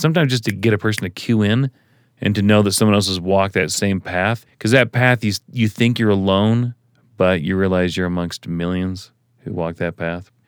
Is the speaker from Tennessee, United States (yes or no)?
yes; Tennessee, United States; now in Suncrest, United States; I grew up in Tennessee